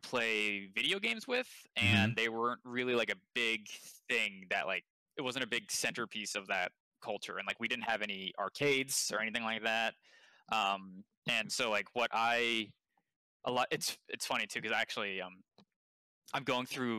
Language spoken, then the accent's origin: English; Westport, Connecticut, United States; moved away as an adult; also born or lived in New York / Washington, D.C.; I was born in New York, and I grew up in Connecticut